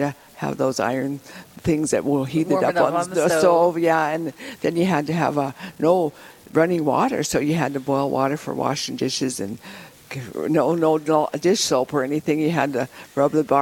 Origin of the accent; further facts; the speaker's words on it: Rapid City, South Dakota, United States; also born or lived in Wall, South Dakota; I grew up in Rapid City. I was born in Wall, so I'm actually a native of Pennington County also